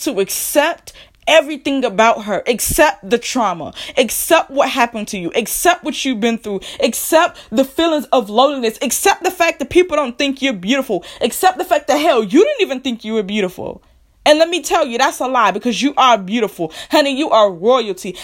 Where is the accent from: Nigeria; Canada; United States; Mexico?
United States; I am a black woman here who was born and raised in America